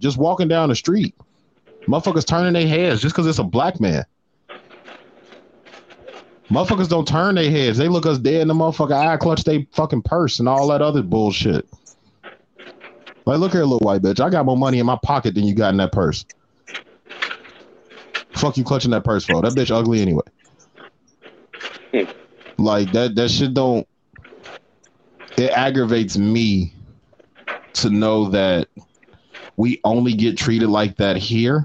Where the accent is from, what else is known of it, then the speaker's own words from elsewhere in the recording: United States; growing up in America